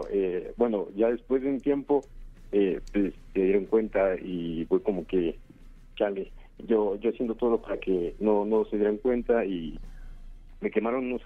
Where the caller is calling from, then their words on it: Naucalpan de Juárez, State of Mexico, Mexico; de Naucalpan de Juárez.